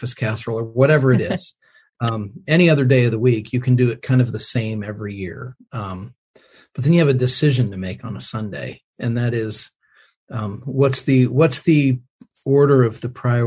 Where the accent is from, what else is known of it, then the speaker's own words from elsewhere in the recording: Indiana, United States; now in Franklin, United States; raised in the Midwest. I'm an Indiana boy